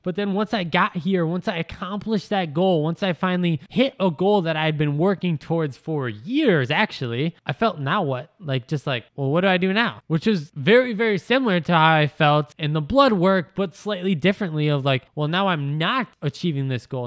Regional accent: Wisconsin, United States; moved away as an adult; move out of Wisconsin, right? As soon as I finished school, people I wanted to move because I didn't want to be one of those people that said I was gonna move, but then I was still in my hometown five years later

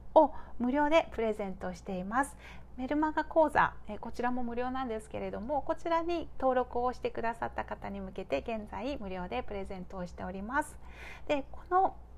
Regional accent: Japan; 私は日本で育ってで日本で今

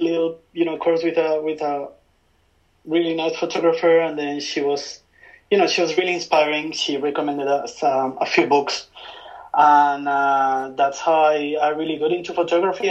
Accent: Spain; moved away as an adult; also born or lived in London; now in Tokyo, Japan; I'm from Spain. I'm uh, from a small hometown, well, not so small, but like mid-sized city in between Madrid and Barcelona. And uh, you know, I spent there like 25 years

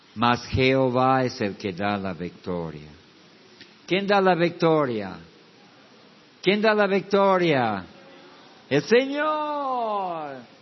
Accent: United States; moved away; yo vengo de los Estados Unidos

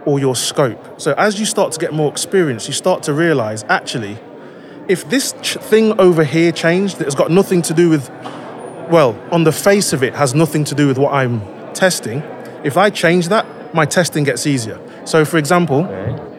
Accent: Leicester, East Midlands, United Kingdom; I am from Leicester in the UK

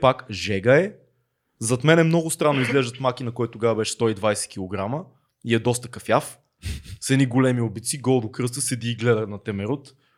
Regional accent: Sofia, Sofia City, Bulgaria; Аз съм израснал в Надежда

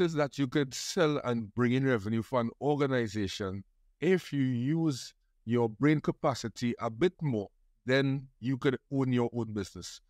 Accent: Trinidad & Tobago; I grew up in Trinidad, to be exact, in Trin-, City Giriá, which is close to the airport and Trinity Mall

